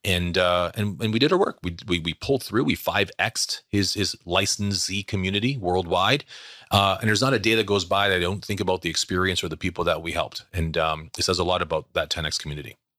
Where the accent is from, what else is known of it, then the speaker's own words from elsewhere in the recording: Canada; Born and raised in Canada